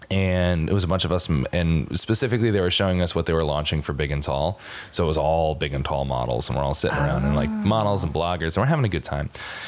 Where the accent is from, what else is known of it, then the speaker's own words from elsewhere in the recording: Connecticut, United States; So I'm from Connecticut.